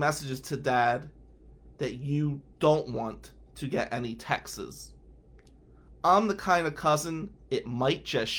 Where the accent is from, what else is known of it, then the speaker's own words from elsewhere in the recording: Owosso, Michigan, United States; I'm from fucking Ducktown, right? I am from 109 North Willow Avenue. And as you know, being small and being white in goddamn Ducktown in the 90s